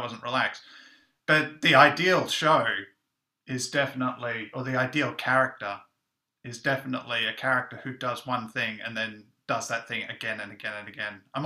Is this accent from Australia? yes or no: yes; Australia; moved away; I'm Australian